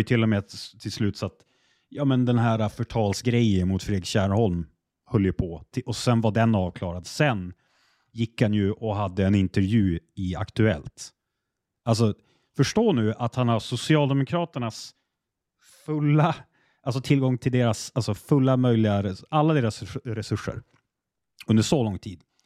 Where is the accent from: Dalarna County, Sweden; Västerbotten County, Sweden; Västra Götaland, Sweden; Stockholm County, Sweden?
Västerbotten County, Sweden; Jag är västerbottning